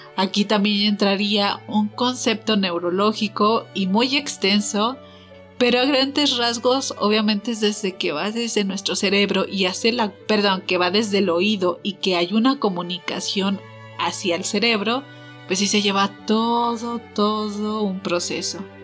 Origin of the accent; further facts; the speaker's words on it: Mexico; como típicos mexicanos